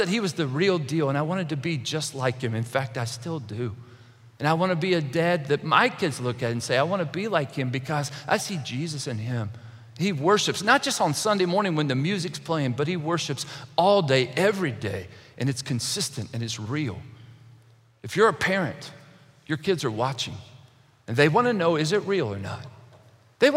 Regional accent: Kentucky, United States; When I was a young boy, I grew up in Kentucky

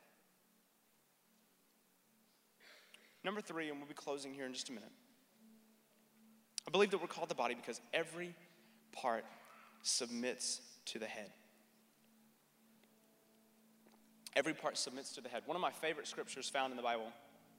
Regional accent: North Carolina, United States; when I was a kid growing up in North Carolina, we lived right next door to a big tobacco field

